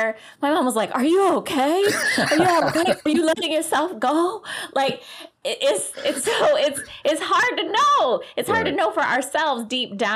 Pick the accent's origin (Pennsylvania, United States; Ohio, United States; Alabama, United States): Ohio, United States; Cleveland; I grew up in Cleveland